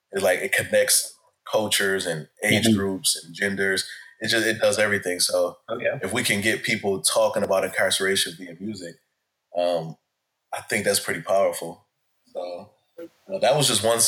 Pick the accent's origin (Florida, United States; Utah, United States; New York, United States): New York, United States; Buffalo; growing up in Buffalo, New York